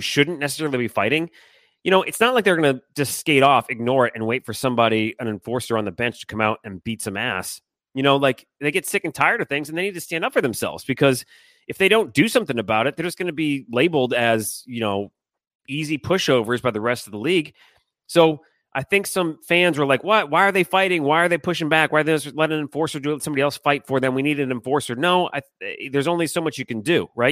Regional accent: Detroit, Michigan, United States; now in Seattle, United States; growing up in Detroit

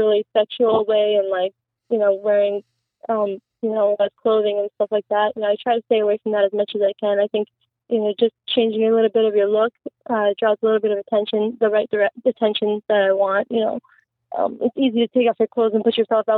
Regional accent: Canada; also born or lived in Iraq; I actually grew up here in Canada. I came here when I was 3 years old

